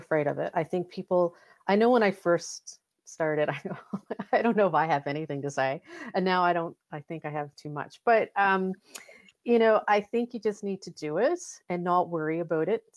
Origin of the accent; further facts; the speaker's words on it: Halifax, Nova Scotia, Canada; we're both from Halifax